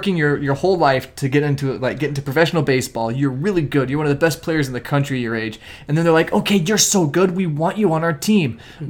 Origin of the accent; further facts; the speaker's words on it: Nevada, United States; growing up in Nevada